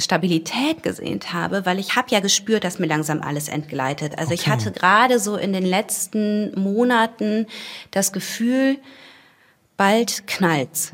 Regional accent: Wuppertal, North Rhine-Westphalia, Germany; Ich bin in Wuppertal aufgewachsen

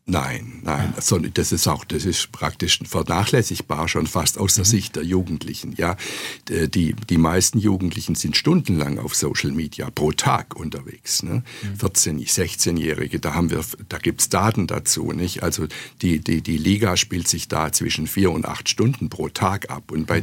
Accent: Stuttgart, Baden-Württemberg, Germany; moved away as an adult; also born or lived in Tübingen / Freiburg / New York; Ich bin in Tübingen geboren, da war ich aber nur kurz in meinem Leben, am Anfang meines Lebens und habe aber hier in Stuttgart meine Schulzeit verbracht, meine Gymnasialzeit

